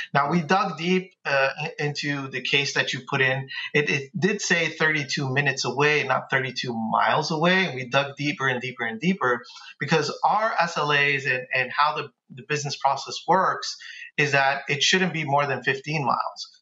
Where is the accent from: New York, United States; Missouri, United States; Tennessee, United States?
New York, United States; New York City; now in Dallas, United States; I'm from Bay Ridge.